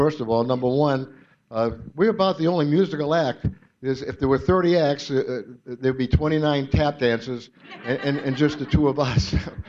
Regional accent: Boylston, Massachusetts, United States; also born or lived in Long Beach, California; Him and I were both born in Long Beach, California, but we moved both back to Massachusetts as babies, where I think I was maybe one and he was three or whatever. We're only a year and a half apart. So we grew up in Boylston

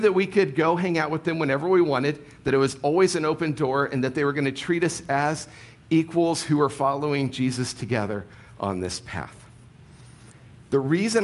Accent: Ohio, United States; moved away; I grew up in Ohio

